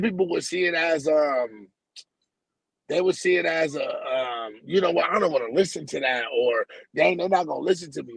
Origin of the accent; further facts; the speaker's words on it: San Diego, California, United States; I'm from San Diego, California